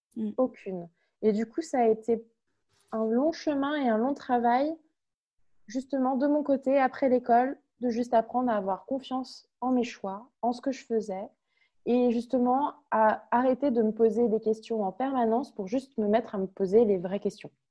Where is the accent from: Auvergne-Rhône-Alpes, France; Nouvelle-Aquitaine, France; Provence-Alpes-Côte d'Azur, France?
Auvergne-Rhône-Alpes, France; Lyon; moved away as an adult; also born or lived in Toulouse; Je viens de Lyon, je suis née à Lyon.